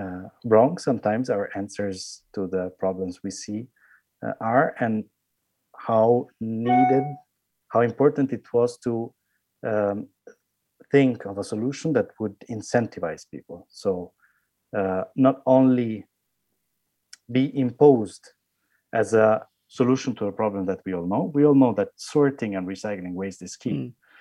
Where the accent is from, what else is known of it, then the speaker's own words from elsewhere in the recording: Italy; English is a second language; I'm from Italy, and the size of Lebanon is the size of one of the smallest regions in Italy.